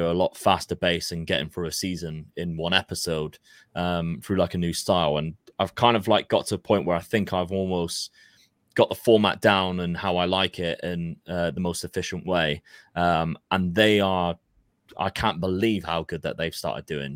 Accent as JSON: {"language": "English", "town": "Plymouth", "region": "South West England", "country": "United Kingdom", "said": "we're from Plymouth"}